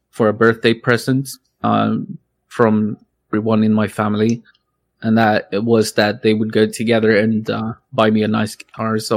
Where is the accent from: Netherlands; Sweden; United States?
Sweden; English is a second language; I grew up in Sweden, right? So and country isn't really a thing here.